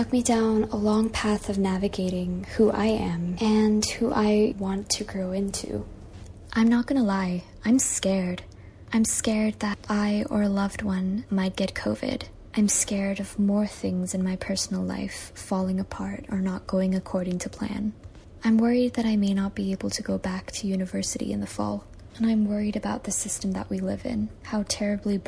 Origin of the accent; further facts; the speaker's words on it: Malaysia; also born or lived in Singapore / Nepal / New York; I was born and raised in Malaysia, and that's where I am right now